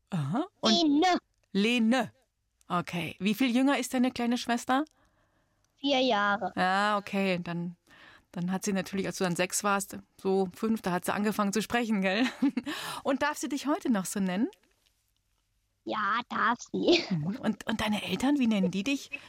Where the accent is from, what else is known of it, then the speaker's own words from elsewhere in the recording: Munich, Bavaria, Germany; ich bin auch in München geboren.